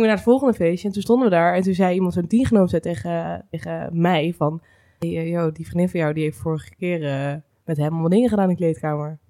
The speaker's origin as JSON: {"language": "Dutch", "town": "Laren", "region": "North Holland", "country": "Netherlands", "said": "ik kom wel uit Laren"}